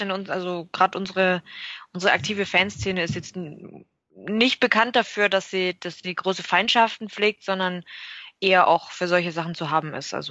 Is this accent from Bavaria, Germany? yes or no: yes; Augsburg, Bavaria, Germany; ich persönlich mag es ganz gern, wie es bei uns in Augsburg ist. Da bist du halt nah dran und es ist ganz kuschelig.